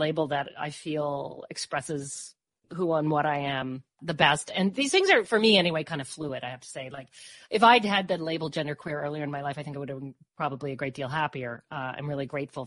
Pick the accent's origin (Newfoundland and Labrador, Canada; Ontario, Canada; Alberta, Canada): Newfoundland and Labrador, Canada; now in Peterborough, Canada; growing up in Newfoundland, you know, we'd go to the beach